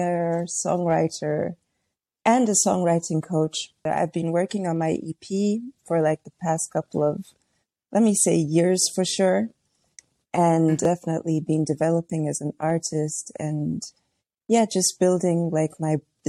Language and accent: English; Tanzania; I grew up in Tanzania